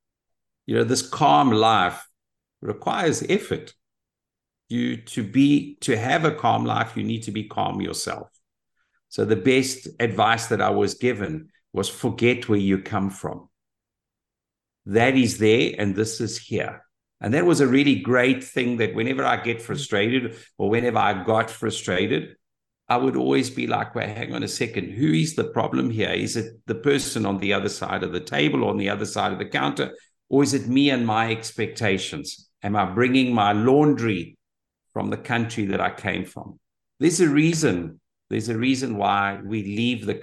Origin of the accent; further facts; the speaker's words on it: South Africa; moved away as an adult; now in Portugal; As a South African